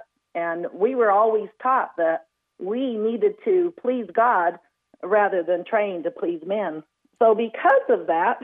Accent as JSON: {"language": "English", "region": "Chihuahua", "country": "Mexico", "tie": "born or raised there", "also_born_or_lived": "Anchorage, Alaska", "moved": "as an adult", "said": "I was born and raised in Chihuahua, Mexico."}